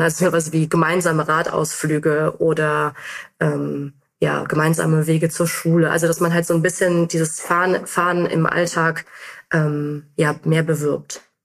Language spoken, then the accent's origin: German; North Rhine-Westphalia, Germany; now in Frankfurt, Germany; ich bin äh, in NRW aufgewachsen